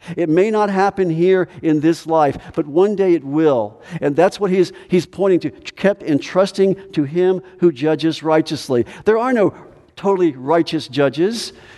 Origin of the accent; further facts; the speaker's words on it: United States; as American Christians